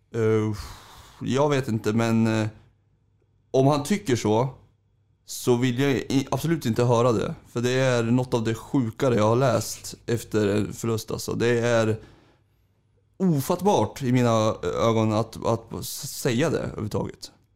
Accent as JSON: {"language": "Swedish", "town": "Sundsvall", "region": "Västernorrland County", "country": "Sweden", "tie": "born or raised there", "said": "när jag flyttade hit som femåring"}